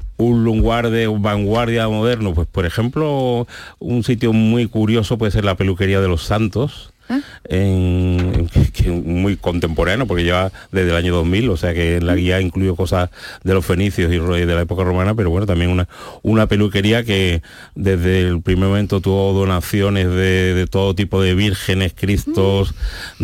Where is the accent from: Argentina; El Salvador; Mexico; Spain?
Spain; San Fernando, Andalusia; now in Seville, Spain; Yo soy de San Fernando, aunque vivo en Sevilla